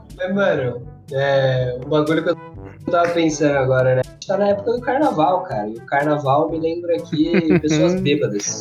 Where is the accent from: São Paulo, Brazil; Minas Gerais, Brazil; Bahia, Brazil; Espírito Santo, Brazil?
São Paulo, Brazil; Taubaté; Taubaté tem várias coisas assim, meio zoada, bizarra, e eu nasci lá